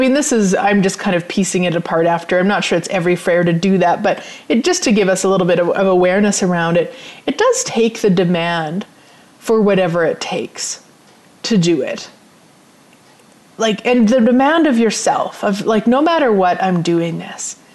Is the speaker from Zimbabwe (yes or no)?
no; Turtleford, Saskatchewan, Canada; I grew up in Turtleford, which is a population of 505 people. So I grew up on a farm